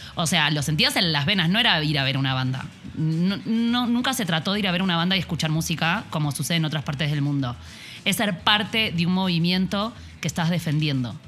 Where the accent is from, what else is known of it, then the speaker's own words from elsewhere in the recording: Argentina; moved away as an adult; now in Mexico; soy argentina. llevo cuatro años viviendo aquí en México.